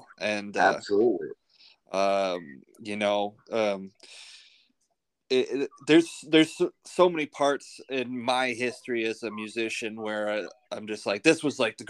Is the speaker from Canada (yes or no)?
yes; Canada; moved away; I'm originally from Canada